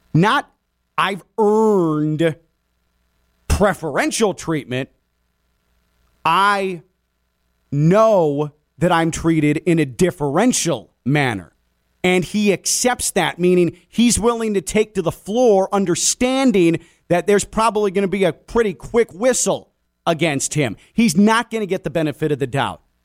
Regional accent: Chicago, Illinois, United States; when I was a kid growing up in Chicago.

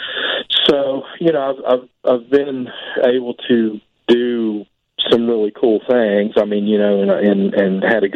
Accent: Point Pleasant, West Virginia, United States; I'm from Point Pleasant, West Virginia. You know, that's the home of the Mothman, pretty much. Born and raised there.

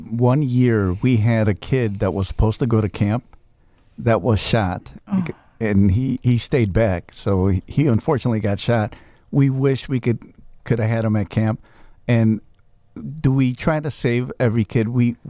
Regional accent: Chicago, Illinois, United States; born or raised there; also born or lived in Mexico

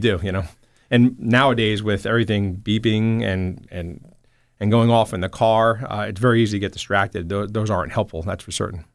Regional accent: Toms River, New Jersey, United States; also born or lived in Newark; I grew up in Tom's River

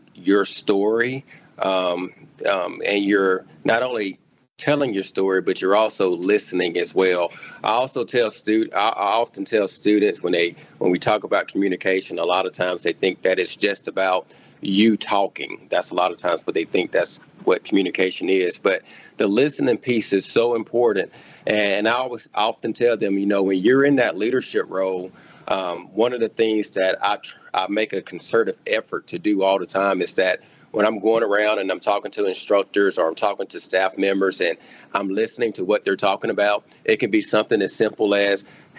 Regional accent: Clarke County, Mississippi, United States; I grew up in Clark County, Mississippi. That's where I grew up.

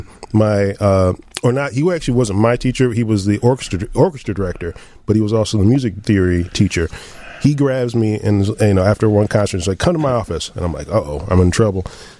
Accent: Evanston, Illinois, United States; Still in Evanston. Evanston, born and raised.

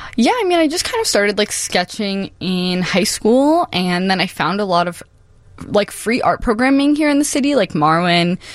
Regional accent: Chicago, Illinois, United States; born and raised in Humboldt Park, Chicago

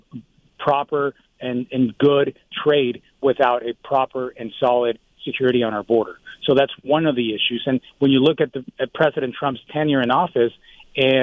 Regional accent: Tucson, Arizona, United States; I grew up in Tucson

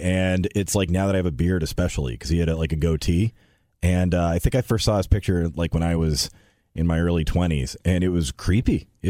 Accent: North Hampton, New Hampshire, United States; my hometown in Northampton.

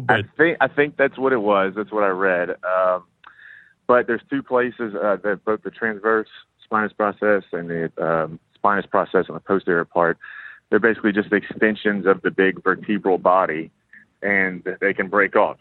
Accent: Lafayette, Louisiana, United States; now in New Orleans, United States; I am from Lafayette

